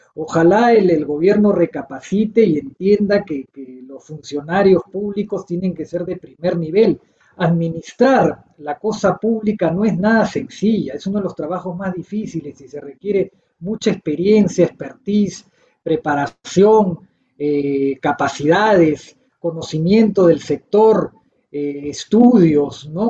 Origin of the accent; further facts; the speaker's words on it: Peru; Yo soy peruano